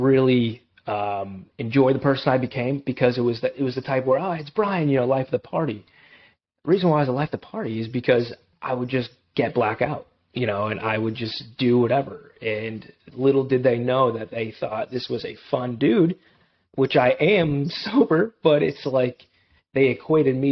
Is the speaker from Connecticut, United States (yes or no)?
yes; Enfield, Connecticut, United States; I grew up in Edfield, Connecticut, two amazing parents